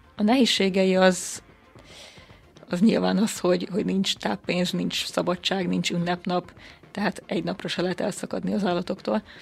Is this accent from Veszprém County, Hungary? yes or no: no; Békéscsaba, Békés, Hungary; Én 21 éves vagyok, és a Békés Csabai Evangélikus Gimnáziumban tanultam.